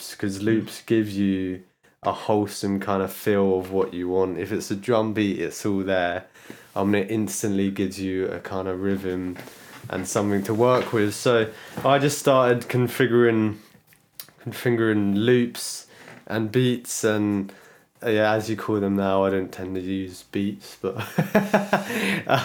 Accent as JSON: {"language": "English", "region": "London", "country": "United Kingdom", "tie": "born or raised there", "said": "I was born in London."}